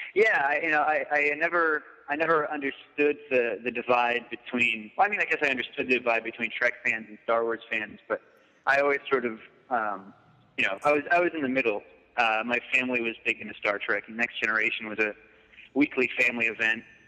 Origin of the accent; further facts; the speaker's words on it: Massachusetts, United States; also born or lived in Lynn, Massachusetts; I grew up in Massachusetts, uh, so I, I just moved from uh, Lynn